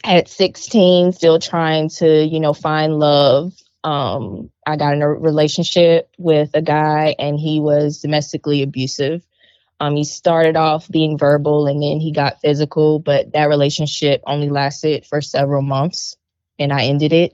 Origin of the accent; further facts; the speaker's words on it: Hopkins, South Carolina, United States; now in Columbia, United States; I am originally from Hopkins, South Carolina, but now I live in Columbia, South Carolina.